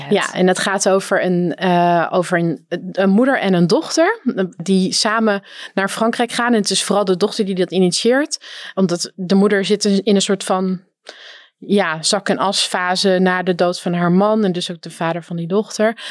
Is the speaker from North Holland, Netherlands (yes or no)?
yes; North Holland, Netherlands; ik kom uit Noord-Holland